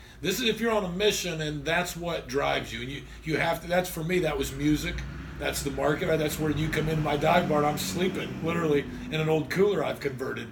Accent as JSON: {"language": "English", "town": "Fairmount", "region": "Indiana", "country": "United States", "tie": "born or raised there", "said": "I grew up in Fairmount, little country town around here"}